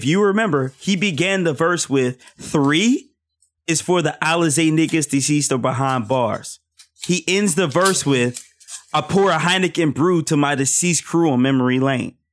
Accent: Philadelphia, Pennsylvania, United States; I grew up in Philly

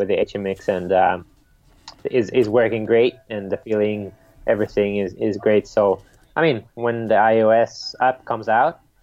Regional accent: Sweden; growing up in Sweden

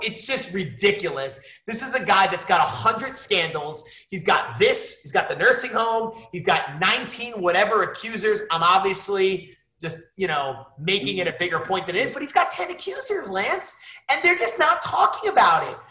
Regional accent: New York City, New York, United States; also born or lived in Michigan; I hail from the Upper East Side of uh, Manhattan in New York City. It's a place I call home

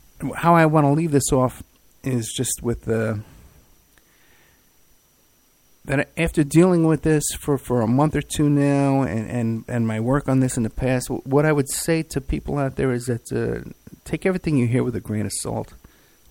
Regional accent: New York City, New York, United States; also born or lived in Staten Island; growing up in the Bronx and then Staten Island

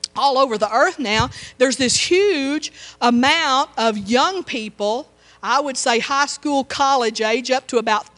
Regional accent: Texas, United States; now in Tuscaloosa, United States; I told him that I was from Texas

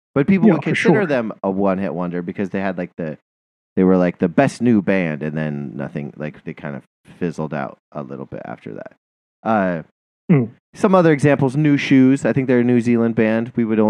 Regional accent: United States

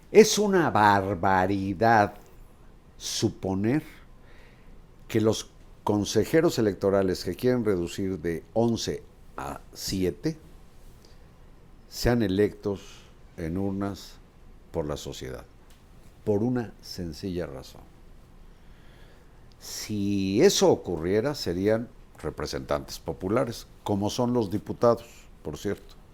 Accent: Mexico; Yo soy mexicano y orgullo lo tengo. Esta es mi cédula de identidad.

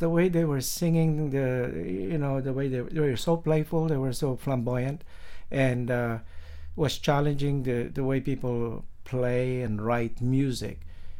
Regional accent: Philippines; In the Philippines, in the islands. So I've got that influence of, you know, the tropical mood and flavor.

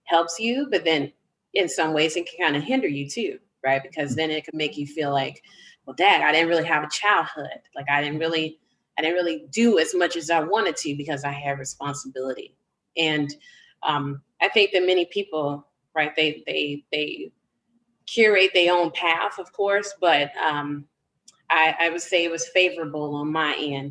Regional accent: Chicago, Illinois, United States; I grew up on the south side of the city.

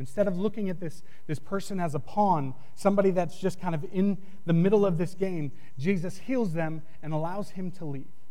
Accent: New England, United States; moved away; I grew up in New England

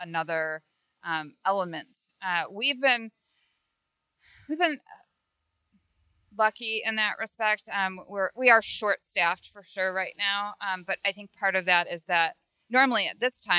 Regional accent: Michigan, United States; also born or lived in California; now in Fort Myers, United States; I grew up in Michigan.

